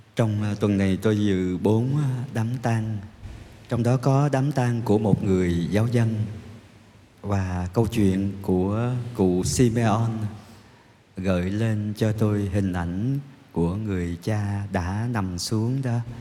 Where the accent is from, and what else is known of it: Vietnam